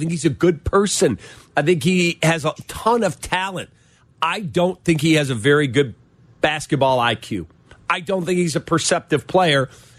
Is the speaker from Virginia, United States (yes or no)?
no; Chicago, Illinois, United States; And I'm from Chicago. I would love to play in front of my mom before my career's over.